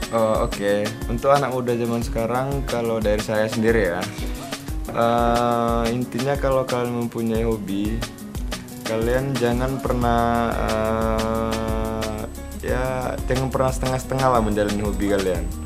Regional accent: Rengat, Riau, Indonesia; asal saya dari dari apa ya dari Indragiri Hulu

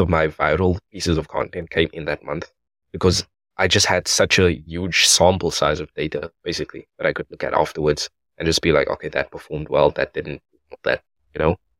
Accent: South Africa; I am from South Africa

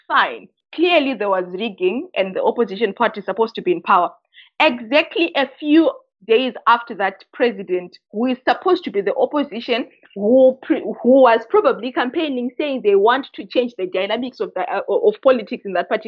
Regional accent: Zimbabwe; I come from Southern Africa

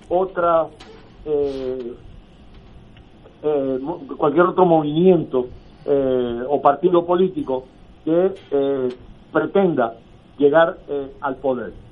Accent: Puerto Rico

